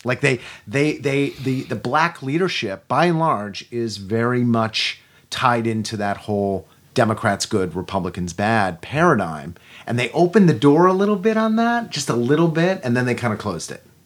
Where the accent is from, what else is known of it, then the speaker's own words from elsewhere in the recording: United States; we Americans